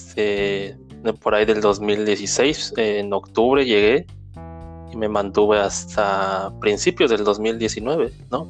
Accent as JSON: {"language": "Spanish", "town": "Valle de Chalco", "region": "State of Mexico", "country": "Mexico", "tie": "born or raised there", "also_born_or_lived": "Nezahualcóyotl / Texcoco / Oaxaca", "moved": "as an adult", "lives_now": "Germany", "said": "nací en esa, pues pasaba más tiempo en Valle de Chalco y así hasta la prepa"}